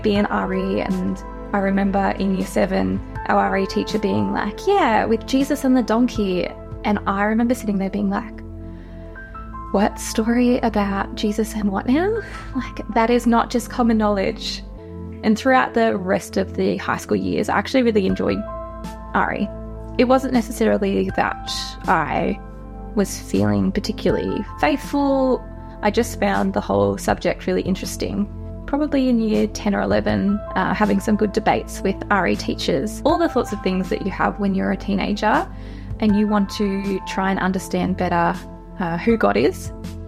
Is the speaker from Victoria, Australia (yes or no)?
yes; Sale, Victoria, Australia; I grew up around Gippsland. I grew up just outside of Sale on a farm